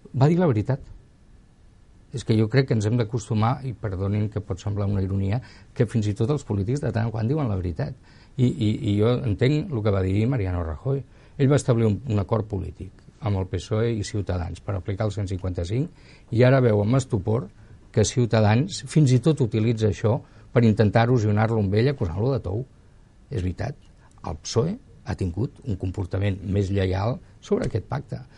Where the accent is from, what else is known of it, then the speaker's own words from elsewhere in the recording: Barcelona, Catalonia, Spain; sóc molt barceloní